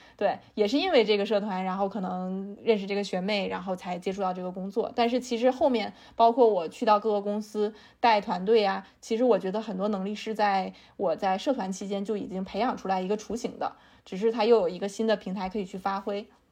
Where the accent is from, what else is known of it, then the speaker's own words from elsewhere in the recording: China; 我们中国人还是挺容易焦虑的